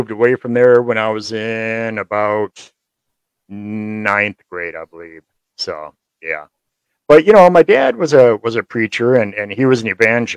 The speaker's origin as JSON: {"language": "English", "town": "Kalamazoo", "region": "Michigan", "country": "United States", "tie": "born or raised there", "also_born_or_lived": "Hamilton, Michigan", "said": "I grew up in Kalamazoo mostly"}